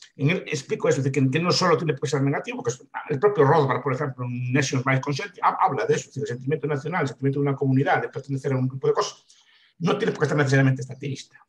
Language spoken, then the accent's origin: Spanish; Galicia, Spain; visto como un gallego de mi época y de mi edad